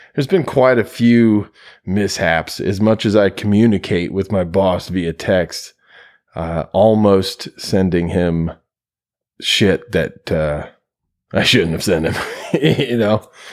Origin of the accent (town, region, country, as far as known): United States